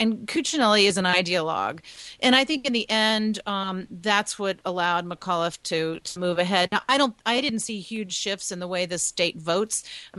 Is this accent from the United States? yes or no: yes; Lynchburg, Virginia, United States; also born or lived in Richmond, Virginia; I'm not just a Virginia resident. I was born and raised in Virginia. I was born in Richmond and raised in Lynchburg.